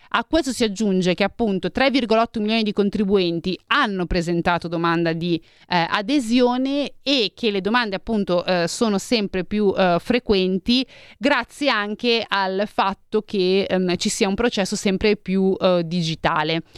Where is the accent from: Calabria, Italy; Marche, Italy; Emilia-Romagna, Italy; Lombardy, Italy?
Lombardy, Italy; Milan; sono di Milano